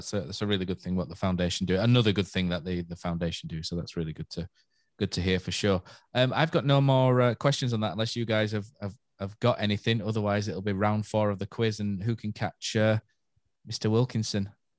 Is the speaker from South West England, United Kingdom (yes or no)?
no; Yorkshire and the Humber, United Kingdom; we're from Yorkshire, aren't we?